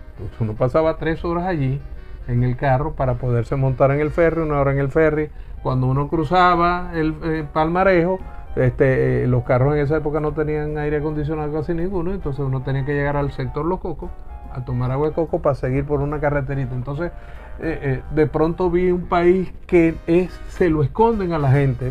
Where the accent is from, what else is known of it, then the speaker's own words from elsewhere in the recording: Lagunillas, Zulia, Venezuela; Yo nací a, las orillas del lago, en la clínica San Luis, en el centro de, Lagunillas